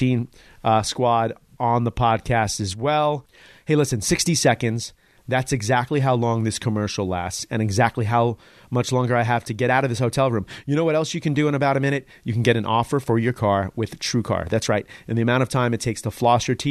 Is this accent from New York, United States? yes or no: yes; New York City, New York, United States; as a New Yorker